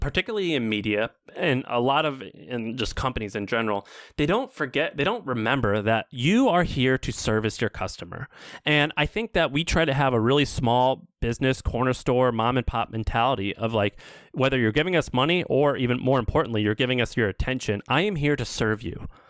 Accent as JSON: {"language": "English", "region": "Missouri", "country": "United States", "moved": "yes", "said": "I'm from Missouri"}